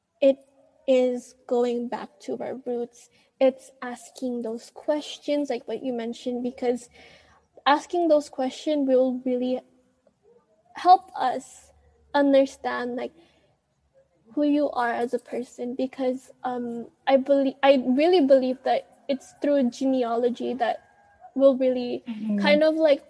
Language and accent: English; Hawaii, United States; also born or lived in Philippines; I came here when I was young. I was 8 years old to be exact.